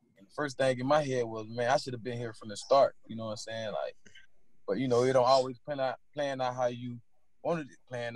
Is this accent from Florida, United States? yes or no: yes; Pahokee, Florida, United States; I was raised in Poke, Florida. Known as the Muck.